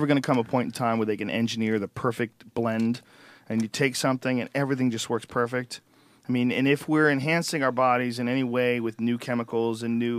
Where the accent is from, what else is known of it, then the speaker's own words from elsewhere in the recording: New Jersey, United States; also born or lived in Boston, United States; I never heard that. I grew up in New Jersey.